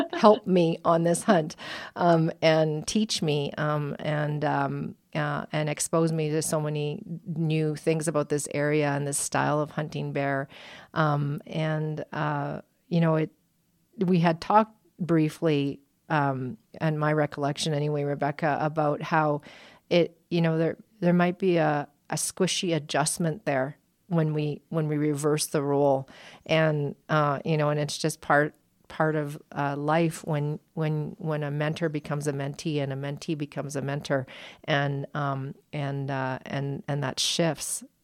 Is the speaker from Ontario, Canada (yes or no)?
no; Alberta, Canada; now in United States; as a Canadian and an Albertan, uh, p, former Albertan.